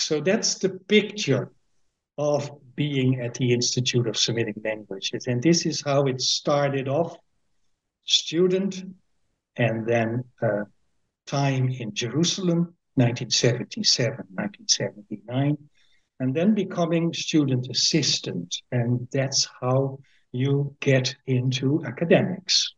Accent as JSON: {"language": "English", "town": "Winschoten", "region": "Groningen", "country": "Netherlands", "tie": "born or raised there", "first_language": "Dutch", "second_language": "English", "said": "I am born at the 21st of May 1954 in a small town called Winschoten, which is in the province of Groningen."}